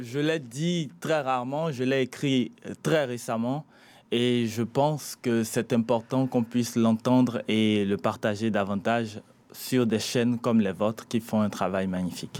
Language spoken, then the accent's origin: French; Benin; Mon père est malien, ma mère togolaise. Je suis né au Bénin